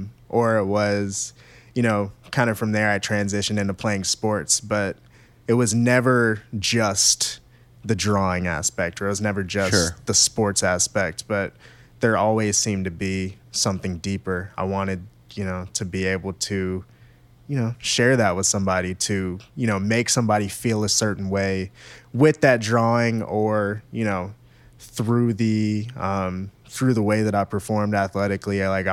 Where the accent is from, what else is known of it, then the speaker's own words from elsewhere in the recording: Maryland, United States; For me, I grew up in Maryland, right between Baltimore and D.C.